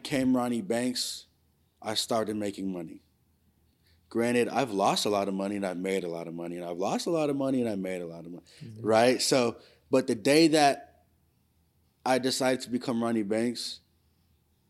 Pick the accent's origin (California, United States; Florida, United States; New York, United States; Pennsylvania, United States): California, United States; San Francisco Bay Area; also born or lived in Richmond, California / Fremont, California / Union City, California / El Sobrante, California; I'm just Bay Area